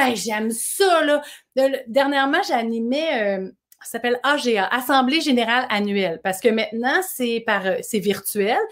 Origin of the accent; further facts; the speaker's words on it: Boucherville, Quebec, Canada; toute mon enfance à Boucherville.